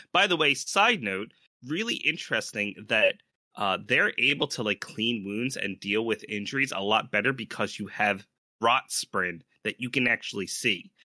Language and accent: English; United States; we are all from the United States